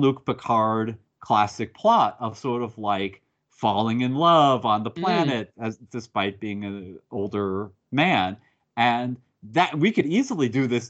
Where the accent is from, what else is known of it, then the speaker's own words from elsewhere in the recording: United States; I'm American